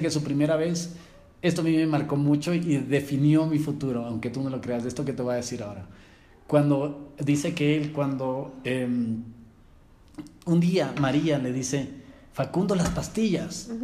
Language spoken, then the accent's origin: Spanish; Quito, Pichincha, Ecuador; Cuando salí yo de Quito